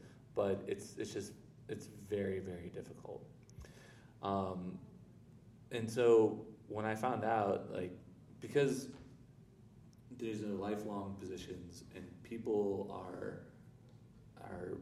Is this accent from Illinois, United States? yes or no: yes; Chicago, Illinois, United States; moved away; also born or lived in Florida / Washington, D.C.; I'm originally from Chicago. I still self-identify more as a Chicagoan than a Floridian